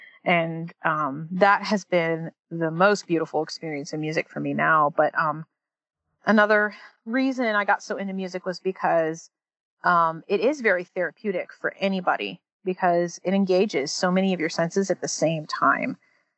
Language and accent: English; Seattle, Washington, United States; now in Hickory, United States; I'm a transplant from Seattle, but I've also lived all over the country, like literally several major cities. But I really feel at home in Hickory